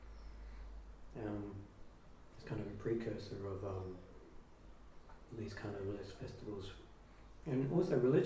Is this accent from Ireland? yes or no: no; New Zealand; moved away; growing up in New Zealand